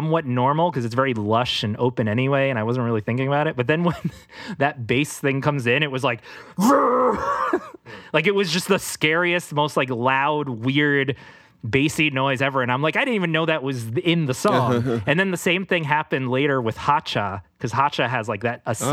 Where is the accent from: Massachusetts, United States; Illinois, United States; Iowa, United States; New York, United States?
New York, United States; New York City; we're in Queens, we're in the city